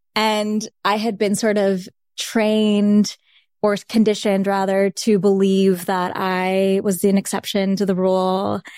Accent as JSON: {"language": "English", "area": "Saint Lucie County", "region": "South Florida", "country": "United States", "tie": "born or raised there", "first_language": "Bengali", "second_language": "English", "moved": "yes", "said": "I grew up in Saint Lucie County"}